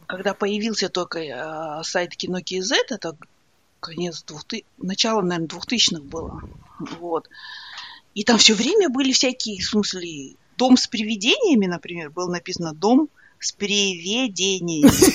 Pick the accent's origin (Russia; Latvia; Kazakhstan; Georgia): Kazakhstan; Ridder, East Kazakhstan Region; moved away as an adult; also born or lived in Astana, Kazakhstan; now in Dublin, Ireland; я же выросла в Ридере